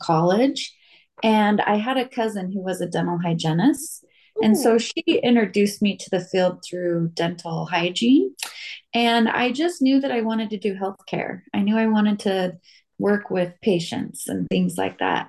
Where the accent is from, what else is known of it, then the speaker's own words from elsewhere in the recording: Las Vegas, Nevada, United States; also born or lived in Utah; I grew up here in Vegas